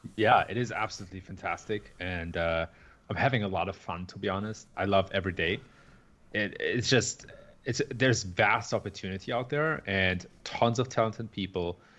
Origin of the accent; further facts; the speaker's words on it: Germany; moved away as an adult; also born or lived in San Francisco Bay Area, United States; now in Chicago, United States; I was originally born and raised in Germany.